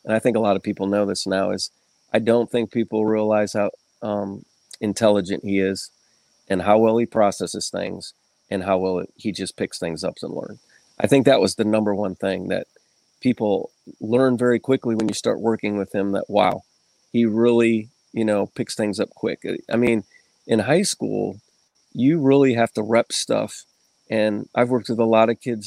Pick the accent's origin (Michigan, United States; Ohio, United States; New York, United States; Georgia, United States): Ohio, United States; Northwest; born and raised in Ohio.